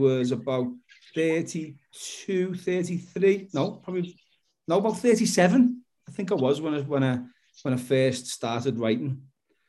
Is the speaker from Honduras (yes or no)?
no; Liverpool, North West England, United Kingdom; I'm an author from Liverpool in the UK